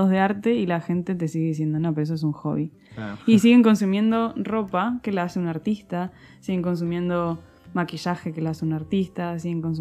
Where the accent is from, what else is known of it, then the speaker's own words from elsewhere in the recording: Argentina; also born or lived in Spain; puedo decir que soy más argentina que española porque me siento así, porque me siento más cómoda así. Pero también hay muchas cosas de España que, las he ido integrando porque al final me crié durante mucho tiempo ahí.